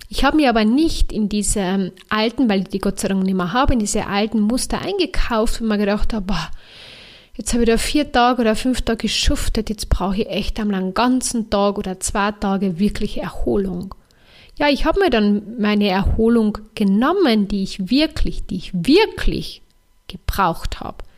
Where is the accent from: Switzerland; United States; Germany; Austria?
Austria; Carinthia; ich bin ja Kärntnerin oder Österreicherin.